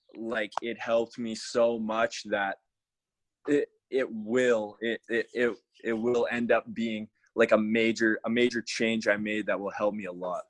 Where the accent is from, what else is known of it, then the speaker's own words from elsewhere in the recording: Alberta, Canada; I'm from Alberta, Canada.